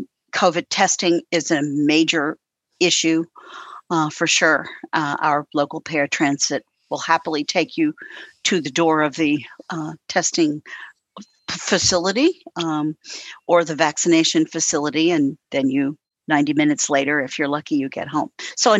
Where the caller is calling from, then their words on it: Louisville, Kentucky, United States; I'm in Louisville, Kentucky.